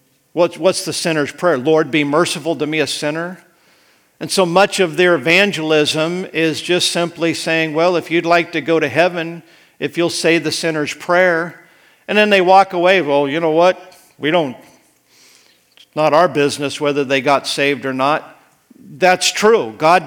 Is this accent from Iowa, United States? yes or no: no; Idaho, United States; when I was growing up in Idaho.